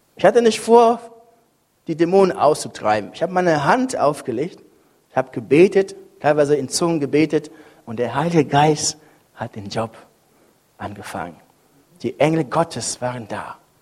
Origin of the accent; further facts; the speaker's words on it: Cameroon; now in Bremen, Germany; Kameruns, wo ich herkomme